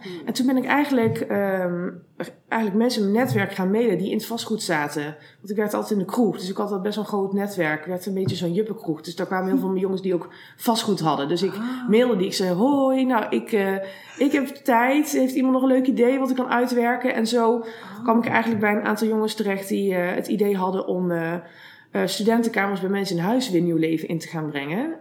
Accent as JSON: {"language": "Dutch", "town": "Eindhoven", "region": "North Brabant", "country": "Netherlands", "said": "ik kom afspannen uit Eindhoven en daar heb ik ook vastgoed en makelaardij gestudeerd."}